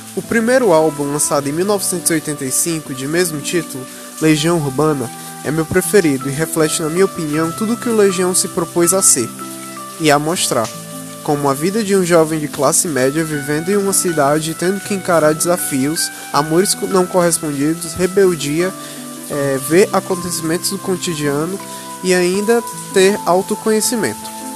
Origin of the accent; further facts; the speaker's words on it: Brazil; meu país, o Brasil